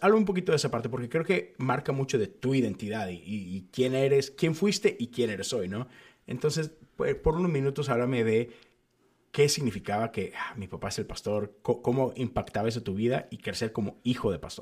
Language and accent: Spanish; Monterrey, Nuevo León, Mexico; moved away as an adult; now in Houston, United States; yo crecí en Monterrey, en una burbuja metodista